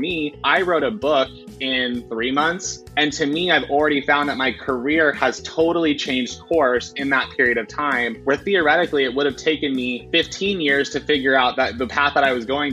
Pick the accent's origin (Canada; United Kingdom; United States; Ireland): United States; Nebraska; I'm from Nebraska